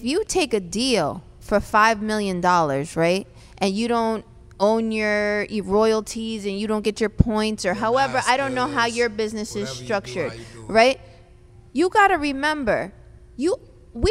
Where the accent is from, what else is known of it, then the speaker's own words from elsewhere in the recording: Connecticut, United States; I'm from Connecticut